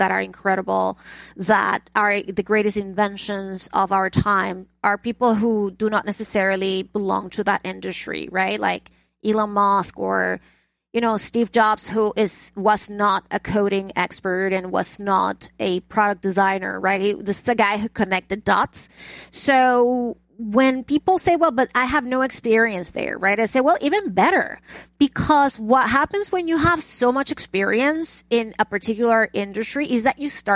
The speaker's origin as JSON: {"language": "English", "town": "Caracas", "region": "Capital District", "country": "Venezuela", "tie": "born or raised there", "moved": "as an adult", "lives_now": "United States", "said": "I grew up in Caracas, Venezuela"}